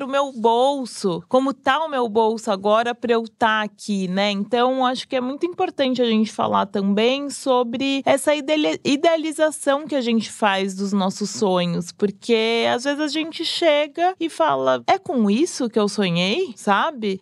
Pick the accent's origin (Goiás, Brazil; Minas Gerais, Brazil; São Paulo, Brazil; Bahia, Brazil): São Paulo, Brazil; eu sou de Pirituba, nascida e criada ali